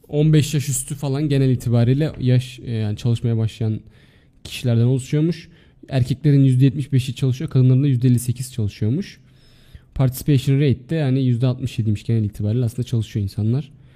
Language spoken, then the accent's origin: Turkish; Adana, Turkey